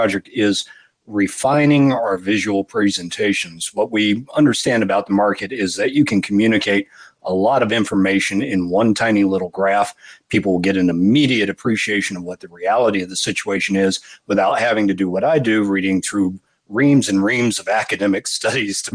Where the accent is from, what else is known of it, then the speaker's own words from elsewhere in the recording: Florida, United States; moved away as an adult; also born or lived in Georgia; I grew up in Florida. I was born in Georgia, but, you know, family landed in Florida in the same county that Kennedy Space Center is in when I think I was six, and did not move away from there until I was 30